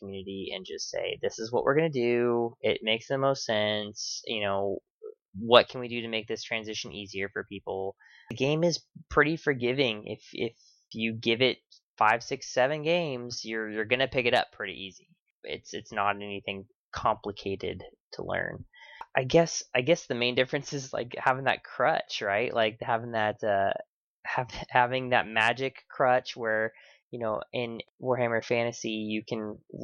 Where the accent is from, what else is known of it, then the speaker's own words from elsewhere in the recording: California, United States; now in Texas, United States; I'm from California and I moved to Texas